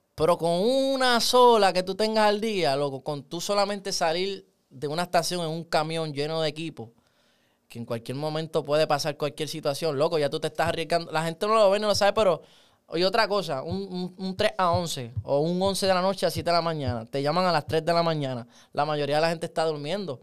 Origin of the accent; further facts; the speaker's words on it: Puerto Rico; yo soy del Ares. Ah, eso es otra cosa, loco, ser del Ares